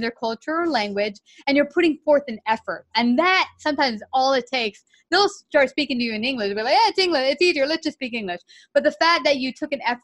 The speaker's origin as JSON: {"language": "English", "country": "United States", "said": "me being an American"}